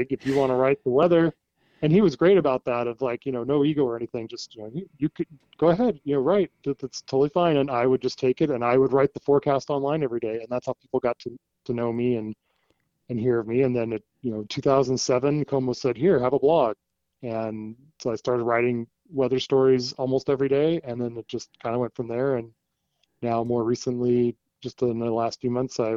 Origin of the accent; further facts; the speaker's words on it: West Coast, United States; also born or lived in Washington / Oregon / California; so I kind of say I grew up on the Pacific Coast, you know, Washington, Oregon, California, all but down there.